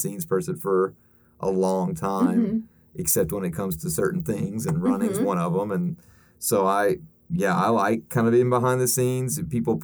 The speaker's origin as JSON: {"language": "English", "town": "Oak Ridge", "region": "Tennessee", "country": "United States", "tie": "born or raised there", "moved": "as an adult", "lives_now": "Cleveland, United States", "said": "I was born outside of Knoxville in Oak Ridge, Tennessee"}